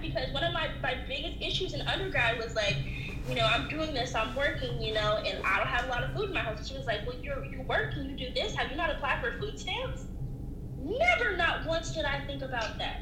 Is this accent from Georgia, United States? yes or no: yes; Atlanta, Georgia, United States; moved away as an adult; now in Eugene, United States; I grew up in Atlanta